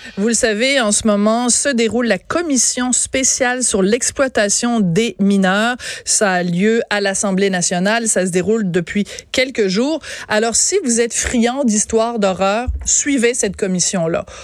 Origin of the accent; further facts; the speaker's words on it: Quebec, Canada; en tant que Québécois, Québécoise